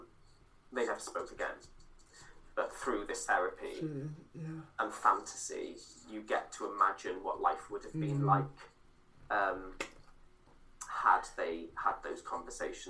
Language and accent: English; Cardiff, Wales, United Kingdom; I'm from Splott